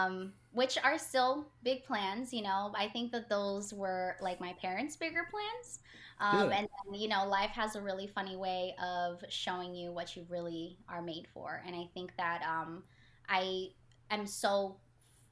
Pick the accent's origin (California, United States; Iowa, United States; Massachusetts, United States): California, United States; Los Angeles; also born or lived in Mexico / Virginia / Philadelphia / Portland; I am from Los Angeles and born in Mexico